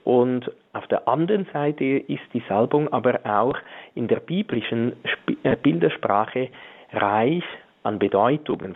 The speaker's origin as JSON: {"language": "German", "country": "Switzerland", "said": "bei uns in der Schweiz"}